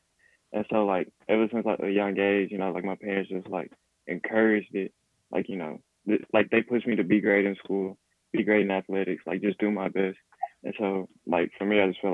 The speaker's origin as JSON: {"language": "English", "town": "Memphis", "region": "Tennessee", "country": "United States", "tie": "born or raised there", "moved": "as an adult", "said": "I'm from Memphis"}